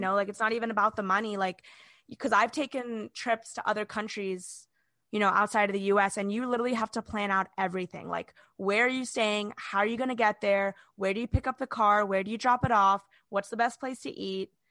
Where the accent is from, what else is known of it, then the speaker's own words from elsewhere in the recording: Orlando, Florida, United States; we're from Orlando